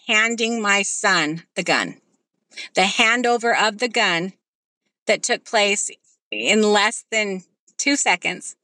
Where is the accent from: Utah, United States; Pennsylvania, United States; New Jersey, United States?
Utah, United States; moved away; We are from Utah.